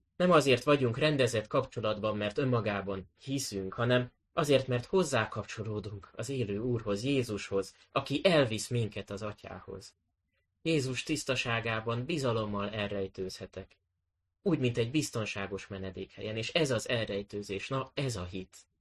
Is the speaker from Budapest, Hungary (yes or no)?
yes; Budapest, Hungary; A nyolcadik kerületi gyülekezetbe, ahonnan, eh, ahol én is felnőttem